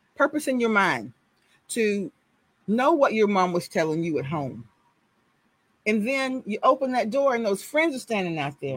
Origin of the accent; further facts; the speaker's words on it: Houston, Texas, United States; I'm from Sunnyside. I lived two blocks off of Cullen behind fire station number 55. That's where I grew up